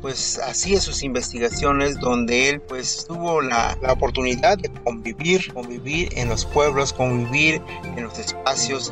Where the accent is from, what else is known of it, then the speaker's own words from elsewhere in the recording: Mexico; somos de Huicuatilla